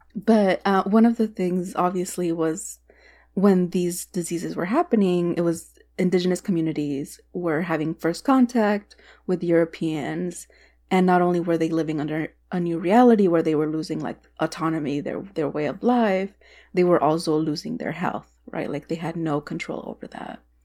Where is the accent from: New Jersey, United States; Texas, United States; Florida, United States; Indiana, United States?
Texas, United States; moved away; As a Texan